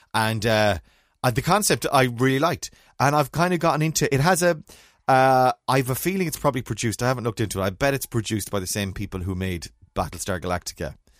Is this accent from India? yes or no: no; Ireland; being Irish